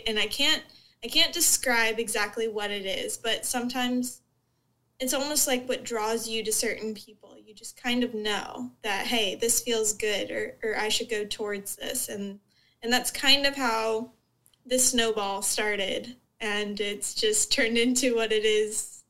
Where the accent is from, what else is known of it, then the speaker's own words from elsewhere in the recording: Southwest Florida, United States; I grew up in Southwest Florida, so I grew up in kind of a bubble